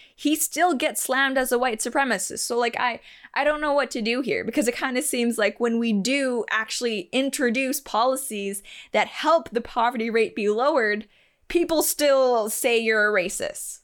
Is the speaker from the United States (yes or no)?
no; Canada; I'm Canadian